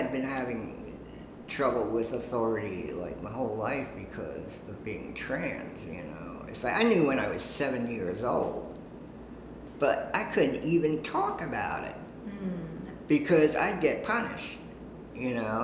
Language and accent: English; Harrisburg, Pennsylvania, United States; moved away as an adult; also born or lived in Brooklyn, New York / Long Island, New York; now in New York, United States; I was born in Brooklyn. Parents moved us to Long Island, and then to Harrisburg, Pennsylvania, where I lived from age 7 to like 20